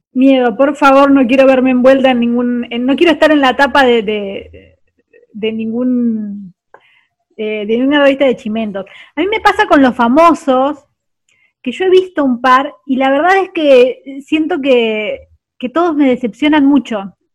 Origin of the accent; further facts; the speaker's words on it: Santa Fe, Argentina; now in Buenos Aires, Argentina; nací en Santa Fe, pero yo me crecí, crecí mucho más lejos.